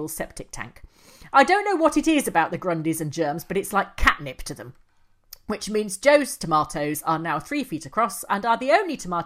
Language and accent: English; England, United Kingdom; we're English